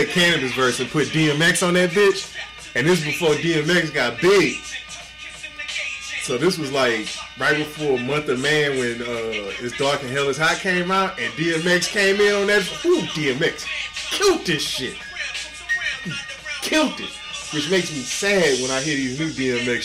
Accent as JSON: {"language": "English", "town": "Houston", "region": "Texas", "country": "United States", "said": "I'm from Houston"}